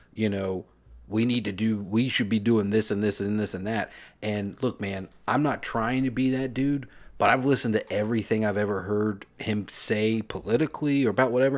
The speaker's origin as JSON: {"language": "English", "town": "New York City", "region": "New York", "country": "United States", "said": "I'm a New Yorker"}